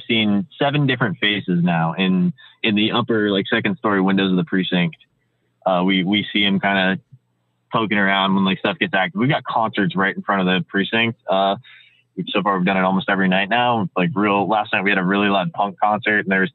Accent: Washington, D.C. area, District of Columbia, United States; born or raised there; now in Seattle, United States

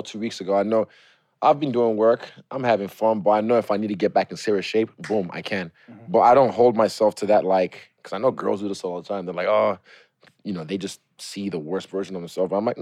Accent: Lagos, Nigeria; now in New Zealand; I was born in Lagos

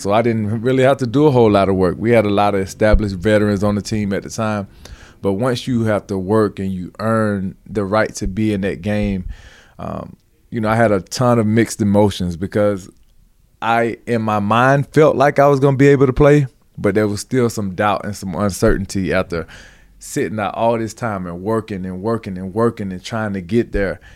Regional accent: Georgia, United States; I grew up in Georgia

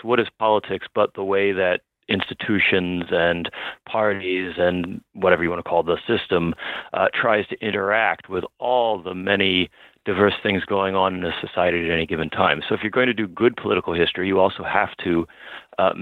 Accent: Baltimore, Maryland, United States; I'm from Baltimore, but my wife is from Long Island.

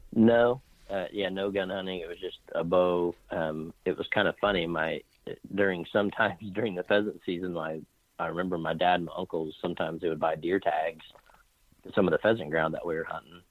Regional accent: Clearwater, Kansas, United States; I grew up in a little small Midwestern town just south of Wichita called Clearwater, Kansas

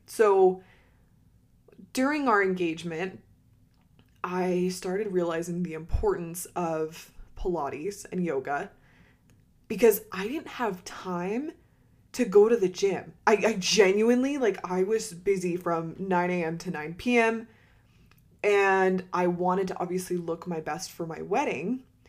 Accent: Utah, United States; I'm not originally from Utah, but I grew up and did all my high school years in Utah

